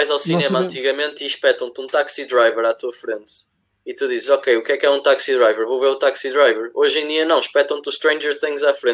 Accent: Sobrosa, Porto District, Portugal; eu, eu, sou, eu sou de Passos, não de Passos Ferreira, sou de Sobrosa, mas fica ao lado de Passos Ferreira. O único cinema que eu tenho pois à minha beira é no Porto.

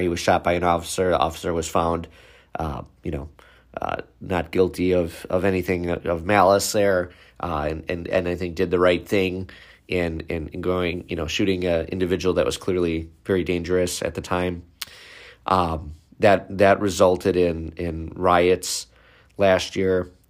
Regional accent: Waukesha, Wisconsin, United States; city of Waukesha, which is my hometown, it's about five minutes from my office

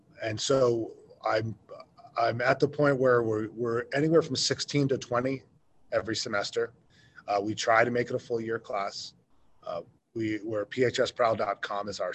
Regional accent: New York, United States; also born or lived in Ohio / Southern Idaho / Cody, Wyoming; now in Powell, United States; originally I'm from New York, my wife's from Ohio

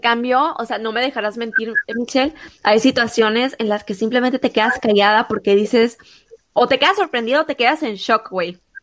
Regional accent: Mexico; uno como mexicano

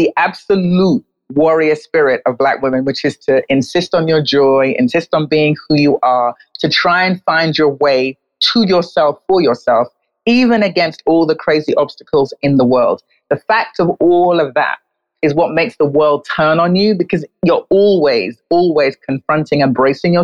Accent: London, United Kingdom; moved away as an adult; also born or lived in New York; now in Accra, Ghana; I was born in London, where I lived and worked as a journalist for a period of years. And then I moved to New York and lived and worked there as a journalist for 8 years before I moved to Accra

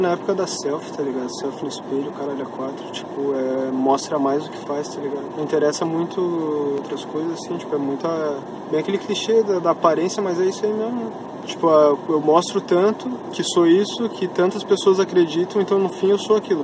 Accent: Lages, Santa Catarina, Brazil; eu sou de Lages, por exemplo. E lá na minha cidade é muito forte

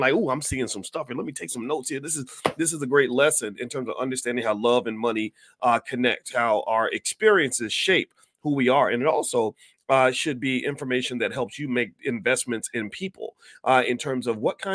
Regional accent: Kentucky, United States; I consider myself a Southern Black man. I'm from Kentucky

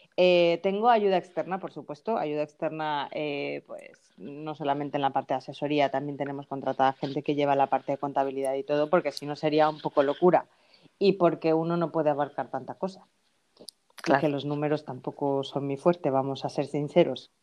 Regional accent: Ignacio de la Llave, Veracruz, Mexico; accent: Mexican; moved away as an adult; now in Spain; yo, soy mexicana. Yo, yo nací en México, llevo mm, desde que tenía 20

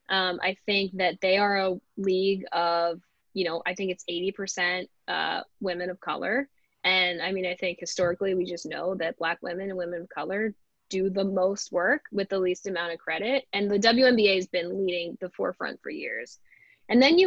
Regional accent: Philadelphia, Pennsylvania, United States; I'm from Philadelphia

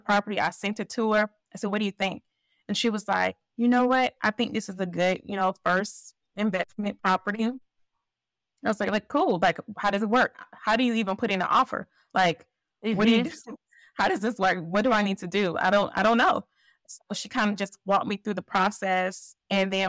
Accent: Columbus, Georgia, United States; my hometown, Columbus, Georgia.

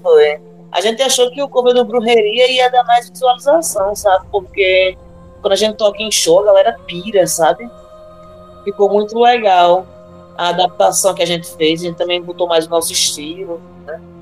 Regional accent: Natal, Rio Grande do Norte, Brazil; somos nordestinas, natalenses

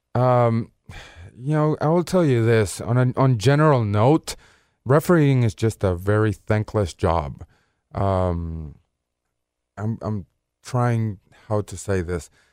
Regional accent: Caracas, Capital District, Venezuela; moved away as an adult; now in Memphis, United States; I was born in Caracas, Venezuela.

